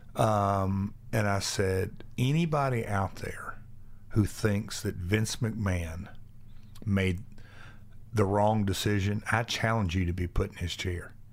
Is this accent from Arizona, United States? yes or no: no; Nashville, Tennessee, United States; come from Nashville